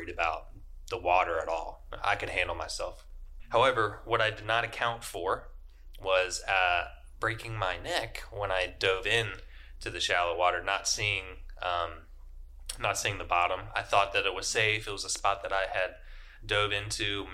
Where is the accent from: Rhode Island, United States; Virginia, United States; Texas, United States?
Virginia, United States; Richmond; moved away as an adult; I'm from Richmond, Virginia. I lived there my entire life until just moving here last November in 2021